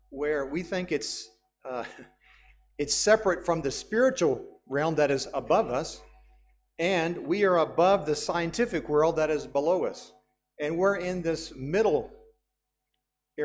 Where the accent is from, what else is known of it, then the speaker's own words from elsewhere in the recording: United States; As a Western person, as an American, I grew up with this worldview